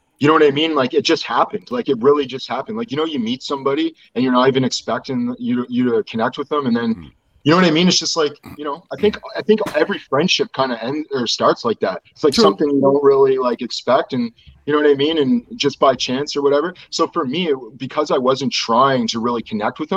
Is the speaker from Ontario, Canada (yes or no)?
no; Nova Scotia, Canada; I'm from Nova Scotia and we were in Nova Scotia